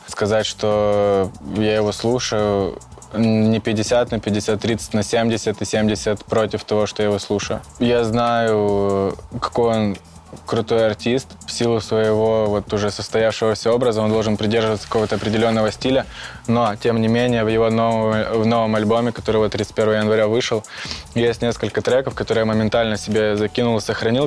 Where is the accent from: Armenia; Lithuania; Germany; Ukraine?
Ukraine; Luhansk Oblast; moved away as an adult; now in Belarus; Я из Украины, город Толчевск